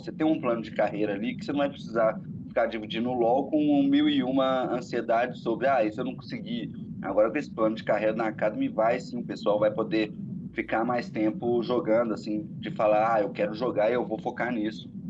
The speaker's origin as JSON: {"language": "Portuguese", "country": "Brazil", "said": "eu sou brasileiro"}